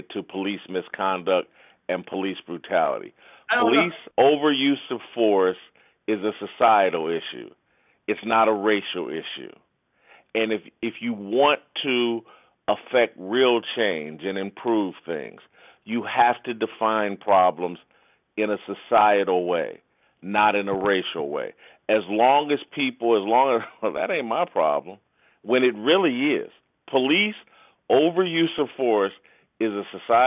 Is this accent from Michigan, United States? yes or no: no; Indianapolis, Indiana, United States; born or raised there